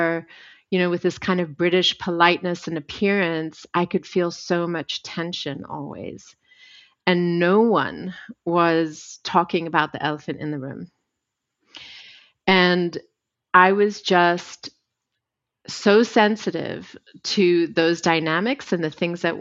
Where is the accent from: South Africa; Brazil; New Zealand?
South Africa; I was born white in South Africa in apartheid.